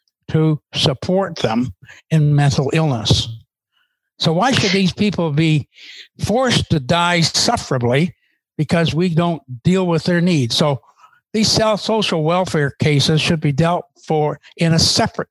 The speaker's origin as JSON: {"language": "English", "country": "Canada", "said": "As Canadian"}